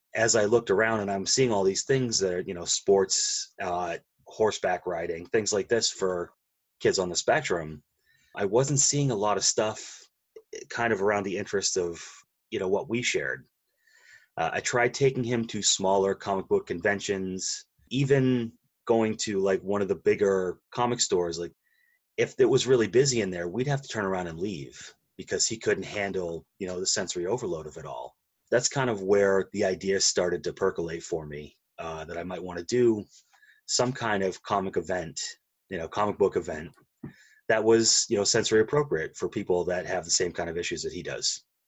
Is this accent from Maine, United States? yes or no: yes; Maine, United States; I grew up in Maine, where you climb a mountain every day on your way to school